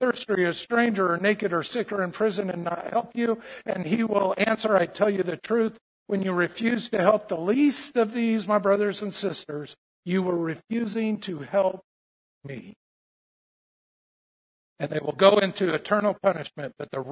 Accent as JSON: {"language": "English", "country": "United States", "said": "I'm an American Christian"}